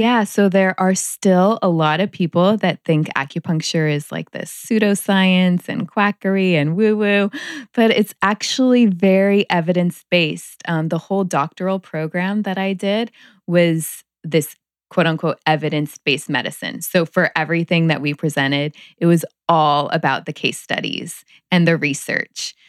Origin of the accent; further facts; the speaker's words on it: Palm Springs, California, United States; I grew up in Palm Springs